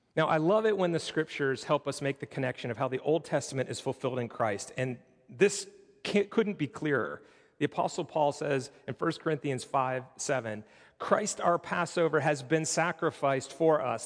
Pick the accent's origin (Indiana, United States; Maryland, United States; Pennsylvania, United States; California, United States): Pennsylvania, United States; Pittsburgh; moved away; I'm originally from Pittsburgh